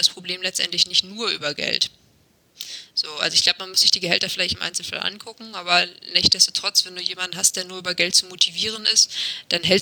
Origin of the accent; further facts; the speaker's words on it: Bremen, Germany; Das kann ich als Bremer